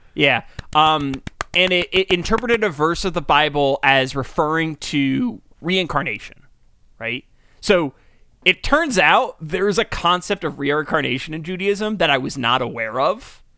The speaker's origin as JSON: {"language": "English", "country": "United States", "tie": "born or raised there", "said": "we grew up in America"}